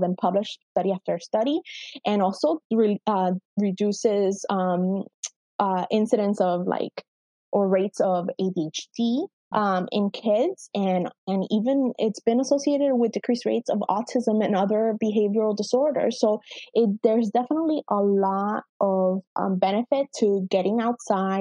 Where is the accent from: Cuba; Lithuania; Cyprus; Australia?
Cuba; moved away; as an immigrant parent, you know, I was born in Cuba